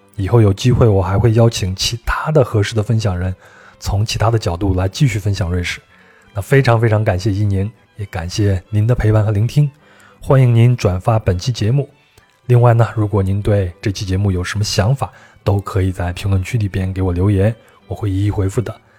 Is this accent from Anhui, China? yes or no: no; Guizhou, China; 我对们贵州那边的苗族的